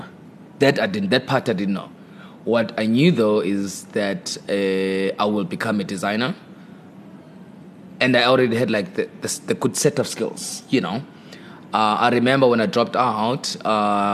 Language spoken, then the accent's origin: English; Eastern Cape, South Africa; moved away; also born or lived in Durban; I'm from a place called Ingalane in the Eastern Cape. You know, it's rural place, a village, so to say. That's where I'm from, raised by my grandmother, and later on moved to Durban